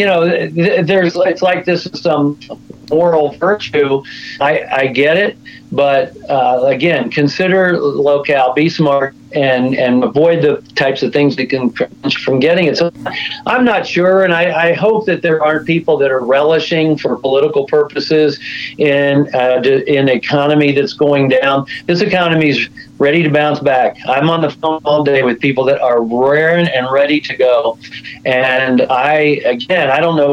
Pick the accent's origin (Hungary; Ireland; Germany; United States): United States; as American people